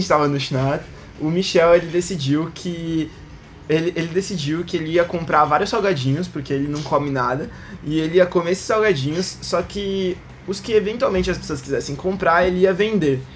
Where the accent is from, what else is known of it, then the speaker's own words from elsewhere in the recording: Brazil; Porque a gente é brasileiro